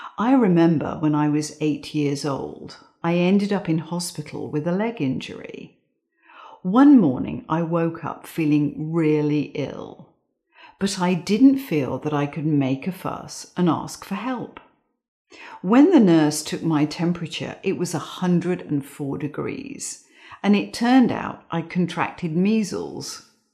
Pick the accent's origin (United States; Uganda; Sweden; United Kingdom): United Kingdom; England; I grew up in England